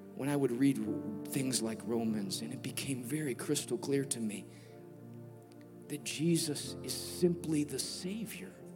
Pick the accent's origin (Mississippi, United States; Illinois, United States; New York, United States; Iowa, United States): Illinois, United States; Chicago; I'm from Chicago